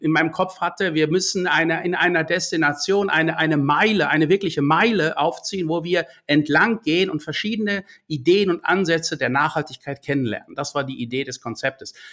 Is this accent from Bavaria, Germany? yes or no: no; Breckerfeld, North Rhine-Westphalia, Germany; Das sah so aus wie meine Heimatstadt Breckerfeld, kurz vor Lüdenscheid.